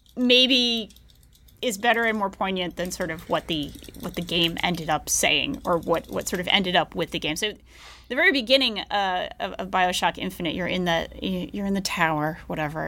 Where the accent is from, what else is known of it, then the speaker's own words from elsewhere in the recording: Tennessee, United States; I am a primarily self taught, Tennessee born and raised Marxist